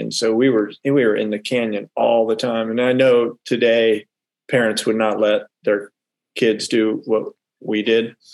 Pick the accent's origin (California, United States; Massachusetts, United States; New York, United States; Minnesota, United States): California, United States; Yeah, so we grew up primarily in the Bay Area. We moved around a lot. My dad was in the Air Force.